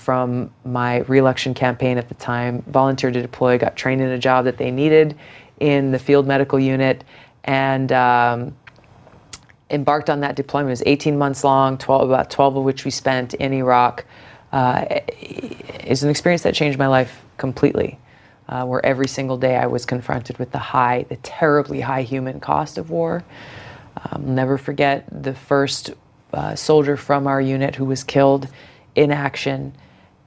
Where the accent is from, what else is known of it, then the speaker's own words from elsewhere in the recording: Hawaii, United States; growing up in Hawaii